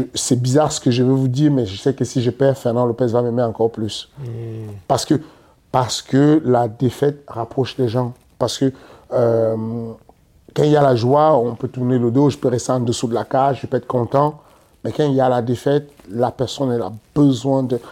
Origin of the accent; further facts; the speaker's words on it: Cameroon; nous, les Camerounais